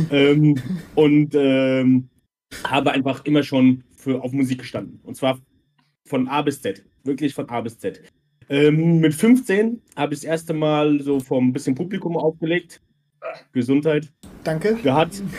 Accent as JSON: {"language": "German", "town": "Mörfelden", "region": "Hesse", "country": "Germany", "tie": "born there", "said": "Ich bin bald 36, komme gebürtig aus Vorfelden, ähm, bin nach Möffeln-Waldorf gezogen, das jetzt schon auch schon 12, 14 Jahre und bin ursprünglich aus Kroatien. Ich sage immer, ich bin der Balkan-Hesse."}